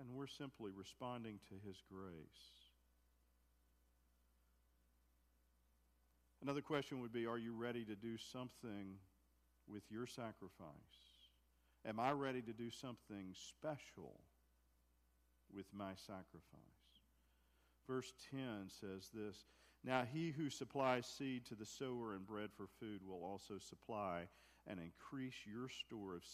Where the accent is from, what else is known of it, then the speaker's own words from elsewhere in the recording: United States; I'm American, and proud to be an American